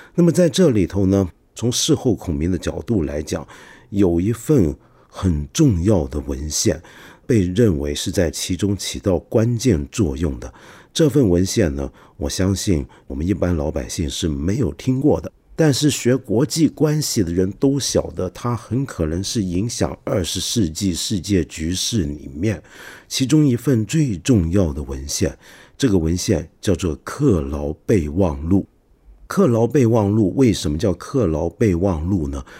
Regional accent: China; 我们中国人

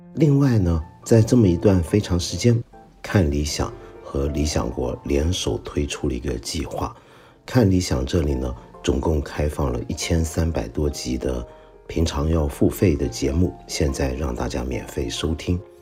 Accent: Northeast China, China; 我们东北人讲的跳大神

